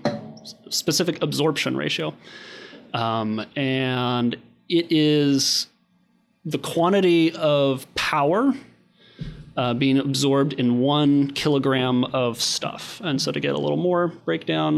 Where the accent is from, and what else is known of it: Kansas, United States